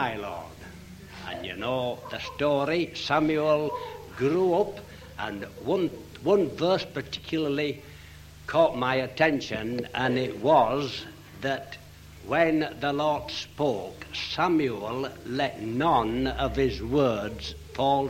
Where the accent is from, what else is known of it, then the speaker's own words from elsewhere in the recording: Leeds, Yorkshire and the Humber, United Kingdom; I'm from Leeds